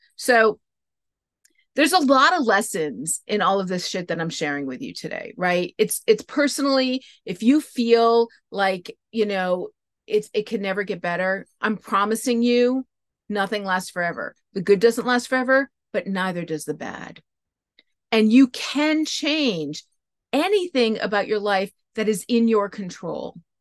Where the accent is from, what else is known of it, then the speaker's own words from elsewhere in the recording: New England, United States; moved away; I grew up in New England